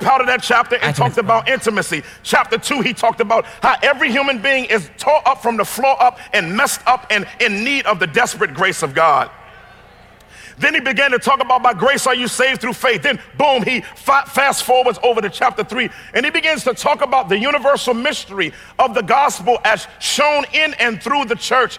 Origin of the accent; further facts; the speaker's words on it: Washington, District of Columbia, United States; I come from Chocolate City, Washington, D.C.